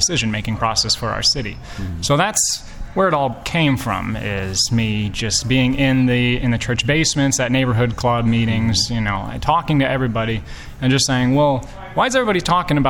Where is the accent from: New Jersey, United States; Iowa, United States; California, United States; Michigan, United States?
Iowa, United States; Davenport; moved away as an adult; now in Rock Island, United States; I grew up in Davenport. I lived my whole life in Davenport.